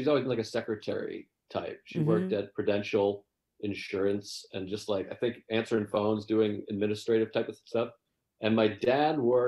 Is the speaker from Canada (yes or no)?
no; Whitman, Massachusetts, United States; I'm from Massachusetts. I grew up in Whitman, Massachusetts, like south of Boston